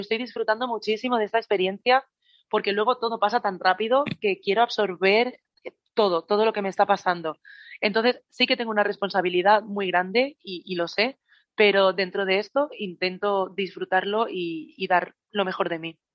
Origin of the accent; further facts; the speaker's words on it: Badalona, Catalonia, Spain; en la farmacia del hospital de Badalona, que es de donde soy yo